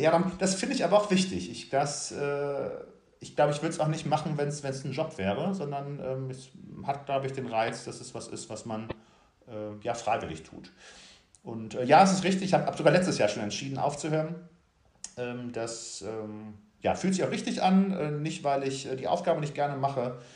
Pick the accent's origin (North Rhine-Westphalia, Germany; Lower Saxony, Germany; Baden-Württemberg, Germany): North Rhine-Westphalia, Germany; moved away as an adult; also born or lived in Bavaria; now in Hamburg, Germany; gebürtiger Rheinländer, äh, auch wenn ich seit äh, langer Zeit im Exil lebe